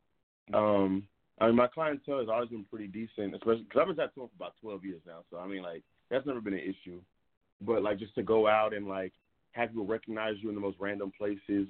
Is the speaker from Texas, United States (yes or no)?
yes; Dallas, Texas, United States; moved away as an adult; also born or lived in New York City; now in Los Angeles, United States; I'm actually from Dallas. I'm from Dallas, Texas